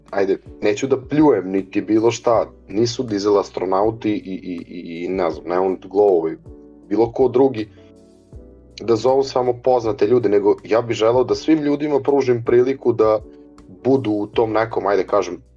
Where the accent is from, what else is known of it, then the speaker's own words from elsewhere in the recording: Novi Bečej, Vojvodina, Serbia; dolazim iz Novog Bečeja, 94. godište.